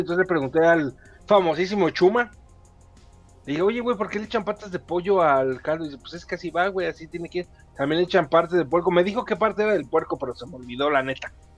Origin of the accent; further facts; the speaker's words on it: Mexico; Yo soy mexicano